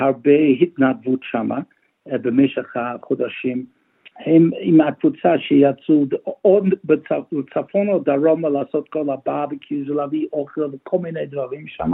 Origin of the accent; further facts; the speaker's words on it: Melbourne, Victoria, Australia; also born or lived in Israel; אני יליד מלבון, אני בוגר בית ספר הר הצופים מאונט סקרפס